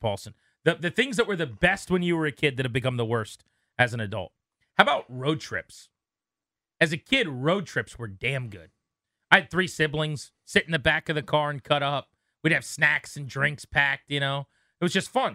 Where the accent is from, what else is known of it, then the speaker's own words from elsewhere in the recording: King George County, Virginia, United States; the house I grew up in on Ward Road in King George County, Virginia.